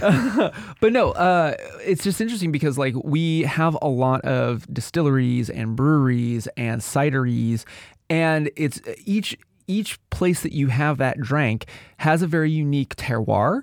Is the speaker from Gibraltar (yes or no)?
no; Washington, United States; we, we come from the Apple State